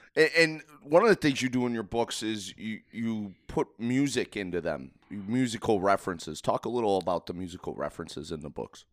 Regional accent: United States; I was born in America.

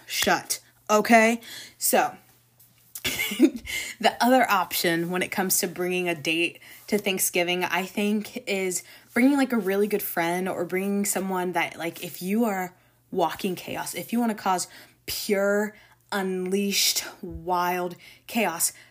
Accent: Jacksonville, Florida, United States; the rest of our family has born and raised in Jacksonville, and a lot of them stayed here

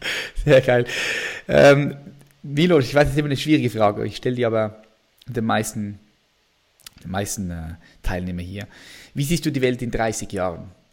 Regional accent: Switzerland; ich bin Schweizer

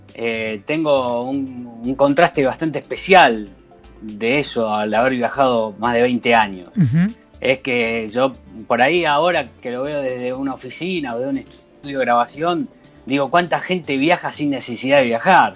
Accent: Rosario, Santa Fe, Argentina; also born or lived in Brazil; now in Santa Cruz de Tenerife, Spain; salí de Rosario hace un montón. Yo viví muchos años en Brasil también, primero.

